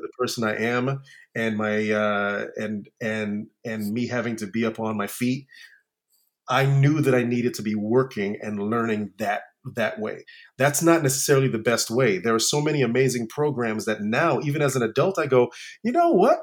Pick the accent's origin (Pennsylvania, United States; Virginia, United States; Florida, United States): Florida, United States; Orlando; moved away; I grew up in Orlando, Florida um, in a in a little uh, neighborhood called Tangelo Park